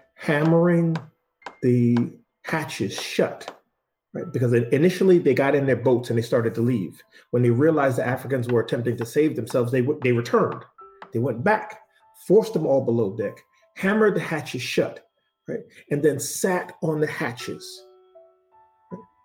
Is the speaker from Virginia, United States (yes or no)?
no; Boston, Massachusetts, United States; I was born in Boston, right? And at five years old, I remember the police kicking in the door of my family's home